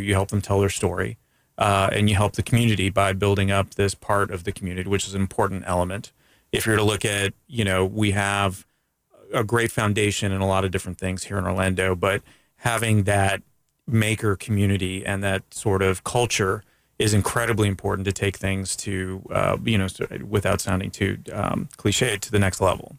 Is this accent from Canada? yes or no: yes; Canada; now in United States; I'm from Canada